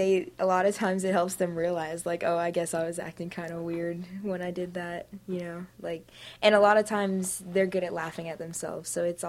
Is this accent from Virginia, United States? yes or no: yes; Alexandria, Virginia, United States; I'm 15 years old, and I'm from Alexandria, Virginia.